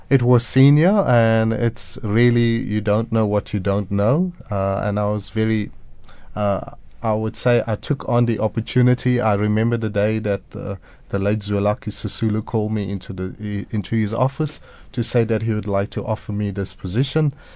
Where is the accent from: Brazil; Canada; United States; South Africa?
South Africa; Durban, KwaZulu-Natal; I grew up in Durban